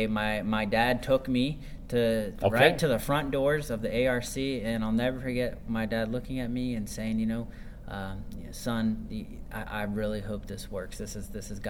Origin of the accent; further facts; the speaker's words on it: Sarasota, Florida, United States; I grew up in Sarasota